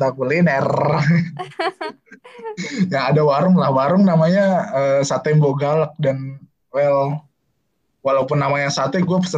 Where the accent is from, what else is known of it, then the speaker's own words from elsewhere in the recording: Yogyakarta, Special Region of Yogyakarta, Indonesia; for your information gue orang Jogja dan sepertinya gue belum pernah ke sana